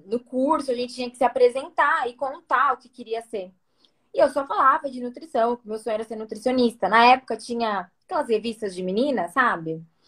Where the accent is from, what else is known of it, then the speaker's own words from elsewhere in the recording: São Paulo, Brazil; eu sou daqui de São Paulo. Nasci Zona então Oeste. É. aqui, cresci aqui, me formei aqui